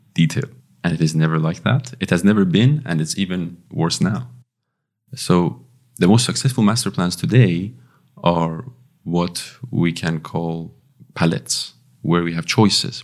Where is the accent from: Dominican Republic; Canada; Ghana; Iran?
Iran; also born or lived in London, United Kingdom; now in Belgium; I'm from Iran originally